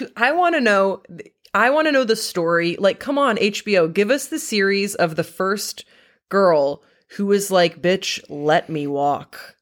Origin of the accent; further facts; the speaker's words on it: Waterloo, Wallonia, Belgium; moved away; I grew up in Waterloo, Belgium.